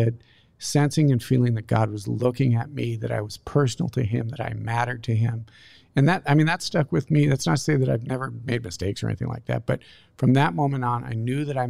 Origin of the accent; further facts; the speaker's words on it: Durango, Colorado, United States; I'm from Colorado. So, Durango